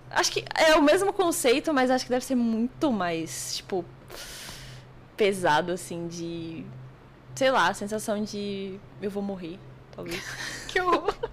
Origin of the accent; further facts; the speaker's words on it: Brasília, Federal District, Brazil; now in Salvador, Brazil; porque eu vim de Brasília para Salvador.